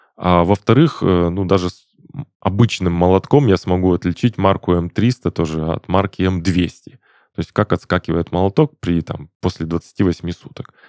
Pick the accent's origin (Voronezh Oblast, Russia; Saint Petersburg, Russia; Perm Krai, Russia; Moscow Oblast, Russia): Perm Krai, Russia; Perm; now in Krasnodar, Russia; Я, в частности, из Перми, а там у нас был не автоклавного э, завод ячеистых бетонов